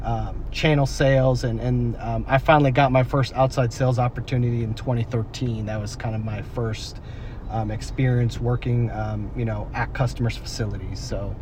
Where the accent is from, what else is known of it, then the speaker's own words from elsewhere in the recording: East Coast, United States; also born or lived in Connecticut / Massachusetts / Houston; now in San Antonio, United States; No. I'm actually originally from the East Coast. So I lived in Connecticut, I lived in Massachusetts, I lived in Houston for a short time, and then I actually came here in 2013, San Antonio.